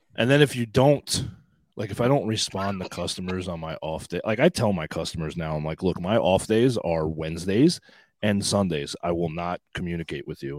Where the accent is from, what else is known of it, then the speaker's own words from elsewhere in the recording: Long Island, New York, United States; born in New York City and grew up on Long Island